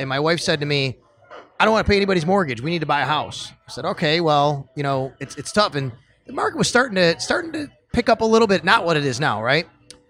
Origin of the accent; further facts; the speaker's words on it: Cheektowaga, New York, United States; moved away as an adult; also born or lived in Florida; now in Buffalo, United States; I grew up in Cheektowaga, but you know. It's funny, when people ask me where I live, I say Elmwood Village West Side area, because I'm actually kind of right in the between.